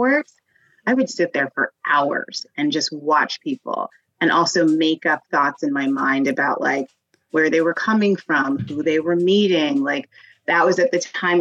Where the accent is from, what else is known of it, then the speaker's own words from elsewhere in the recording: Denver, Colorado, United States; I grew up in Denver